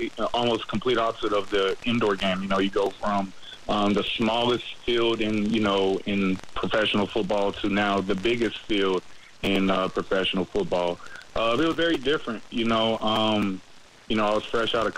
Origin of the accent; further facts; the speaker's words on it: Nashville, Tennessee, United States; now in Jacksonville, United States; I'm from Nashville, Tennessee